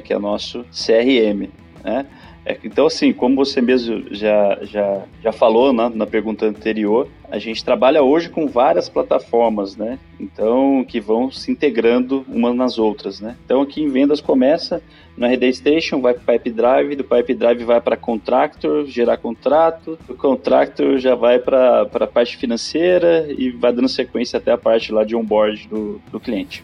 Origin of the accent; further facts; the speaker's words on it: Campinas, São Paulo, Brazil; Sou natural de Campinas, no interior de São Paulo